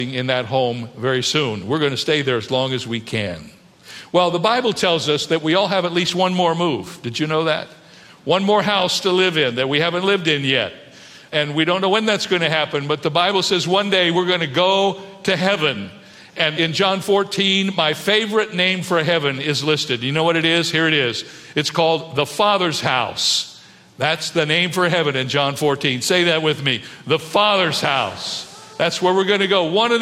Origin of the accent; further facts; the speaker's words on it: Cedarville, Ohio, United States; also born or lived in Toledo, Ohio / San Diego, California; now in California, United States; my home in Cedarville, Ohio, where my brother and my two sisters and I grew up together as a family.